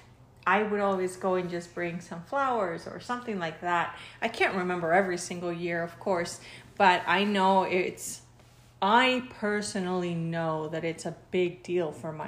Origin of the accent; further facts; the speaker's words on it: Mexico; now in United States; I'm Mexican, but I've been living in the United States since